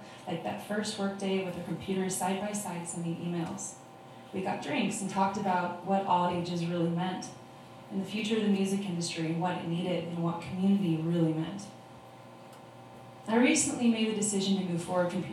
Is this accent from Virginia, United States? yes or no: no; Oregon, United States; I did grow up in Oregon